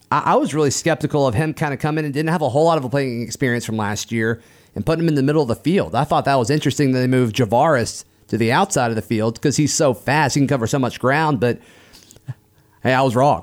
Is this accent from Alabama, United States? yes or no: yes; Auburn, Alabama, United States; growing up around Auburn